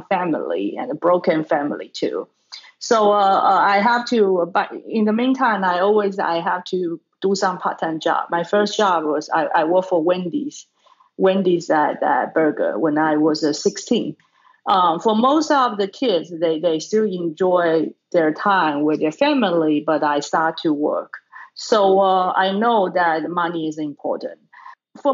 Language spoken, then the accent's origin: English; Taiwan; now in Brooklyn, United States; I was born in Taiwan.